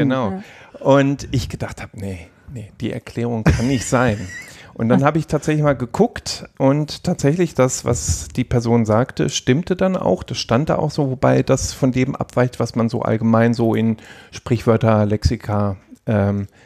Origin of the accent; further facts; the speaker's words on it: North Rhine-Westphalia, Germany; Ich komme ursprünglich aus dem Pott